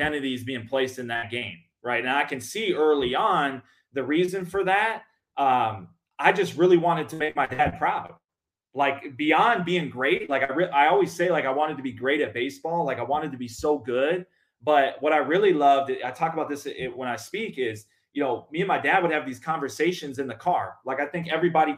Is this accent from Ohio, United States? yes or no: no; Minnesota, United States; moved away as an adult; now in Mesa, Arizona, United States; growing up in Minnesota